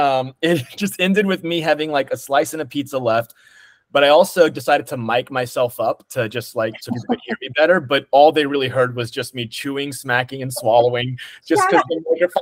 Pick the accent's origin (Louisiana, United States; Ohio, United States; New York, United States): Louisiana, United States; Lafayette; I'm from Lafayette, Louisiana, small city with a lot of culture.